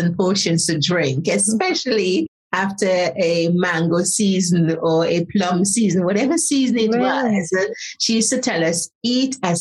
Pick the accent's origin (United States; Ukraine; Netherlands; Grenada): Grenada; Saint Patrick; also born or lived in Trinidad; now in United Kingdom; I was born in Grenada in a place called Setes, as a country, St. Patrick's. So it's a lovely little country, part of the country. Grew up on spices